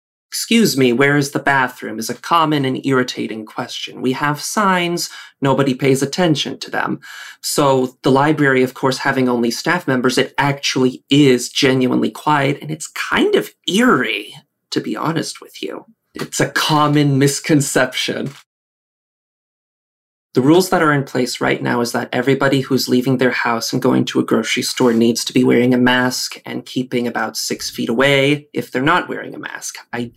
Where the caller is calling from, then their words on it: Redford, Michigan, United States; also born or lived in Texas; I am speaking from Redford, Michigan. I moved here about 5 years ago, I think it is, from Texas, where I lived for 10 years.